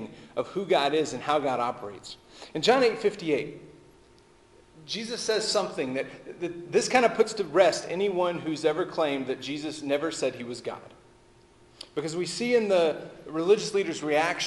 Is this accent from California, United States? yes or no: no; Texas, United States; I'm from Texas, and the way we would put it is it's back yonder